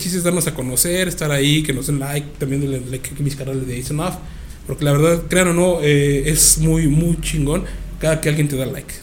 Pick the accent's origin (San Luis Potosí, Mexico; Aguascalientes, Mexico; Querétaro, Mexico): Querétaro, Mexico; somos gente chida, somos gente buena onda, somos queretanos